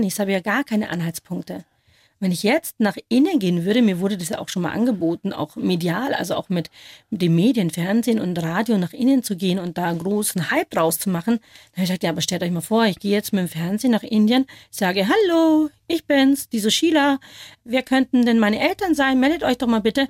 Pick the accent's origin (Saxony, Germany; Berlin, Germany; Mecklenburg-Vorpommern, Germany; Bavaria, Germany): Bavaria, Germany; near Schongau, Upper; accent: Bavarian; first language Bavarian; also born or lived in Kolkata, India; das ist meine Muttersprache, Borisch